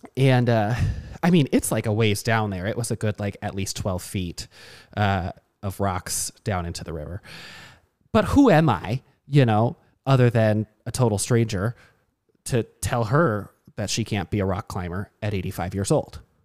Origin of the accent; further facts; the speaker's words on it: Burnsville, Minnesota, United States; I'm from Burnsville